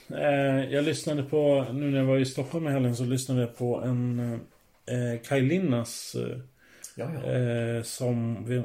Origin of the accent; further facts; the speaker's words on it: Finland; now in Sweden; jag blir inte mer finsk